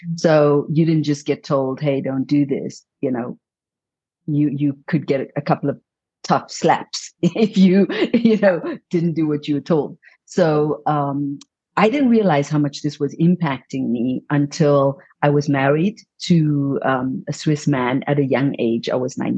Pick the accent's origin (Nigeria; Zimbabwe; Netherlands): Zimbabwe; moved away as an adult; also born or lived in India; I came from Zimbabwe